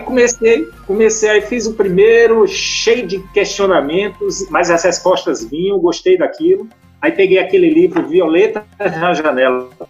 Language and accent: Portuguese; Recife, Pernambuco, Brazil; moved away as an adult; also born or lived in Baía da Traição, Paraíba; now in Brasília, Brazil; fui pro Recife, criança, cheguei lá, acho que com 6 anos de idade, e com 18 anos, aí fiz o ensino médio, e com 18 anos eu migrei para Brasília